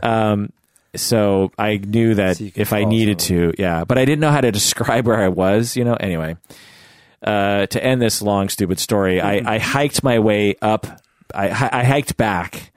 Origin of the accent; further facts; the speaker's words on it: Seattle, Washington, United States; I'm born and raised in Seattle, the Seattle area